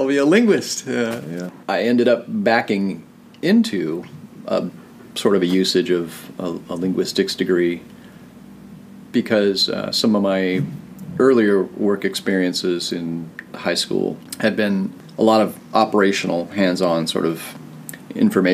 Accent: Portland, Oregon, United States; moved away as an adult; also born or lived in North Carolina; now in Seattle, United States; I'm originally from Oregon. I grew up in Portland

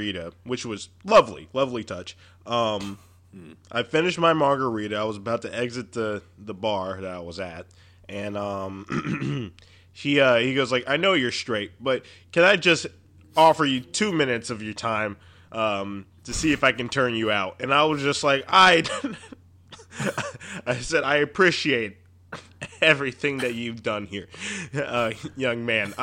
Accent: Dayton, Ohio, United States; where I'm from. I told him Dayton, Ohio

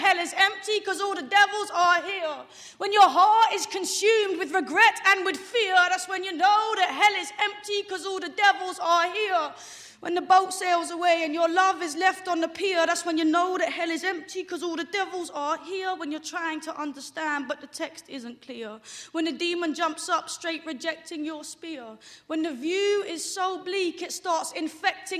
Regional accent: London, United Kingdom; I'm from London. I'm a long way from home.

